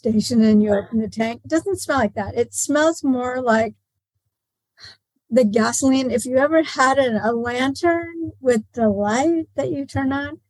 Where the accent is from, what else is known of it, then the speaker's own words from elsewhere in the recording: Canada; I was born in Canada and we had a cabin with no electricity, outhouses, and a lot of those lanterns.